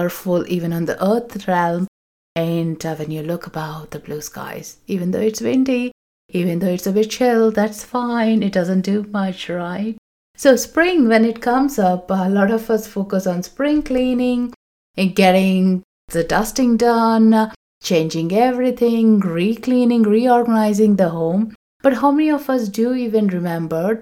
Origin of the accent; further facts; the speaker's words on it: South India, India; moved away; I come from South India, we have a festival called Ugadi